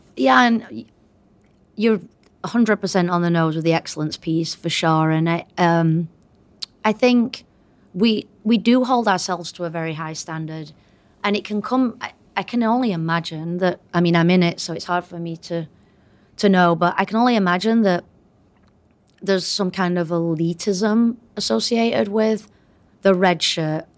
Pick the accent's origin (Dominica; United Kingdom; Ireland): United Kingdom; moved away as an adult; now in United States; But I did come here, um, as a Brit, and I was here for twenty years as, as a Brit